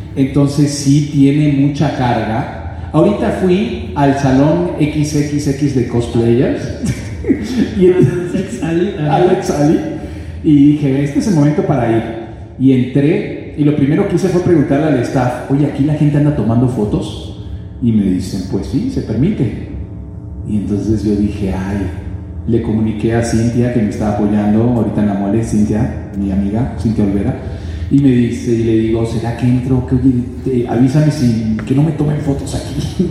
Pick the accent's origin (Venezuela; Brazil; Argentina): Venezuela; moved away as an adult; now in Miami, United States; yo me fui de Venezuela hace nueve años